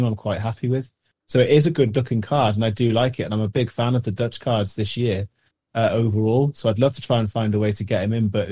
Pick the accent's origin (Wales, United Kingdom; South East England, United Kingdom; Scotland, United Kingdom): Wales, United Kingdom; I have English parents, but I was born in Wales